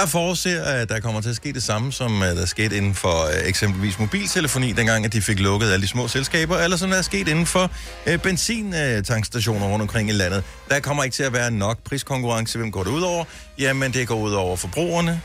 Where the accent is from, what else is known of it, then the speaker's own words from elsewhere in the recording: Denmark; also born or lived in Funen; now in Zealand, Denmark; jeg er jo fra Jylland oprindeligt